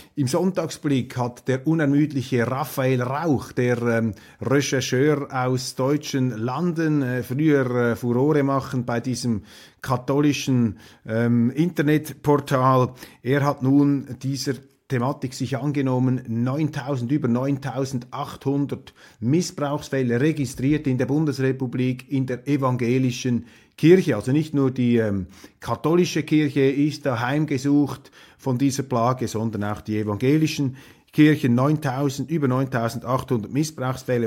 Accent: Switzerland; als Schweizer

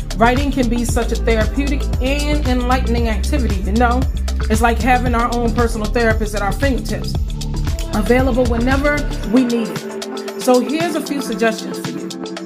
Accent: Farmville, Virginia, United States; moved away; Today I am at my hometown of Farmville, Virginia, taking care of my mom for the next three weeks

